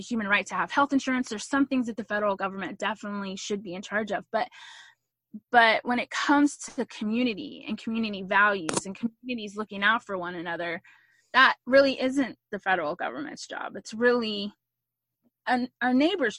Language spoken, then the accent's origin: English; Texas, United States; I'm a Texan through and through. I love being from Texas